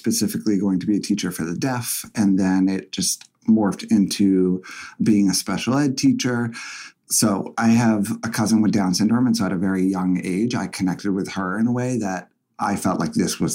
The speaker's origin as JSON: {"language": "English", "town": "Essex", "region": "Massachusetts", "country": "United States", "tie": "born or raised there", "also_born_or_lived": "Boston", "moved": "as an adult", "said": "I grew up in Essex, which is about 45 minutes to an hour north of Boston, super small town"}